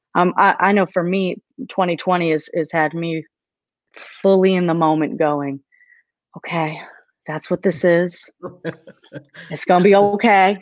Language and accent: English; Maine, United States; moved away as an adult; now in Nashville, United States; I, I grew up in, in Maine, so I'm from Maine.